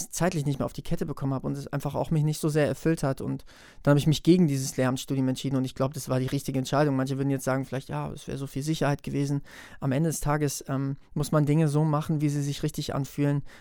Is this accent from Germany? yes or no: yes; Wetzlar, Hesse, Germany; spiele ich ein Neujahrskonzert am 22.01. in meiner Heimatstadt in Wetzlar.